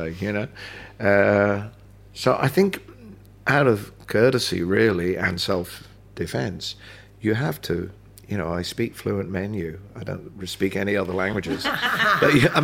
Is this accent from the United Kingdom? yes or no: yes; London, United Kingdom; also born or lived in Birkenhead; I was born in London. I was born in St Mary's